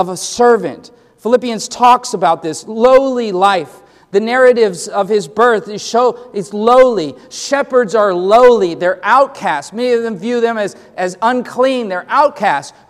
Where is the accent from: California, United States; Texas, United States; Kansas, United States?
California, United States; Los Angeles; growing up in Los Angeles and living in lower income sections of the neighborhood